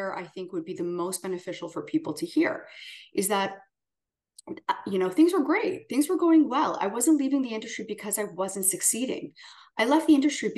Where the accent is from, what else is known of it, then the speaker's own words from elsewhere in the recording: Canada; moved away as an adult; as a Canadian